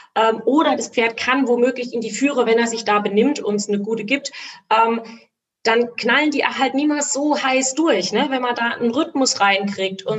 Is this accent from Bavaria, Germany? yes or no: no; Rhineland-Palatinate, Germany; ich bin Pfälzer, deswegen sage ich immer Gaul